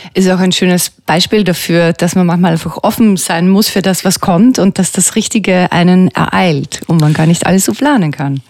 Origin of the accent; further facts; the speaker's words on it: Böheimkirchen, Lower Austria, Austria; mein Heimatort Böheimkirchen.